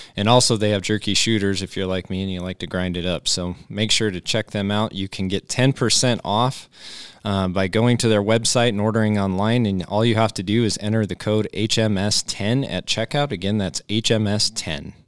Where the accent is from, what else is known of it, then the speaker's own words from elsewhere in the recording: Cheyenne, Wyoming, United States; me growing up in Cheyenne